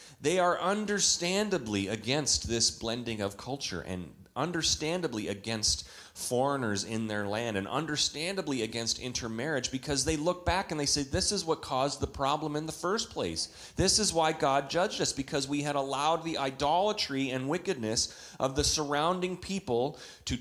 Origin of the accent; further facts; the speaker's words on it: Canada; When I was a boy growing up in Canada